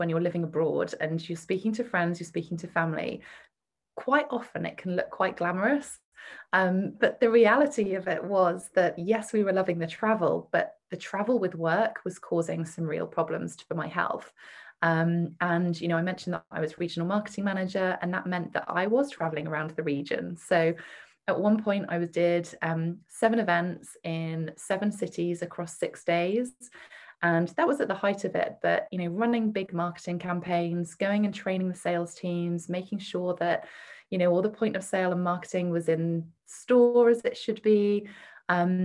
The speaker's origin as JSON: {"language": "English", "country": "United Kingdom", "also_born_or_lived": "Singapore", "said": "You might guess from my accent that I'm from the UK"}